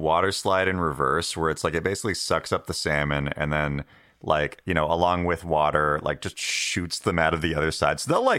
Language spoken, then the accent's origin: English; Washington, United States; I grew up in Washington State, and like it was like on a res in kind of like the like kind of away from like a lot of cool businesses and stuff like that.